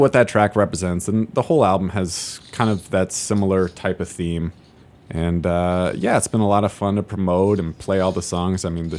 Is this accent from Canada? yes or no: no; Seattle, Washington, United States; moved away as an adult; now in Chicago, United States; my hometown, or home neighborhood, I should say. I'm from Seattle.